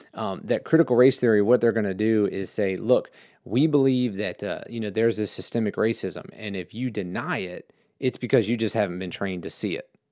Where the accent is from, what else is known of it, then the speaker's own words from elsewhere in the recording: United States; I grew up in America